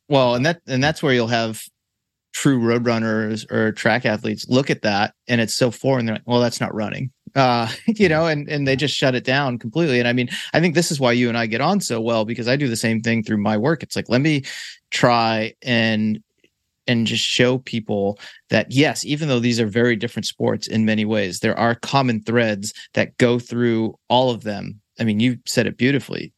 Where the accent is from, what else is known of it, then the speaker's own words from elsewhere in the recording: Boston, Massachusetts, United States; my hometown, fine city of Boston, Massachusetts